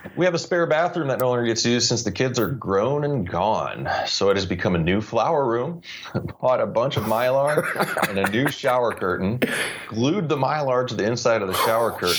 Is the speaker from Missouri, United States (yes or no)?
yes; St. Louis, Missouri, United States; growing up in the Midwest of St. Louis, being a start baseball fan with the Cardinals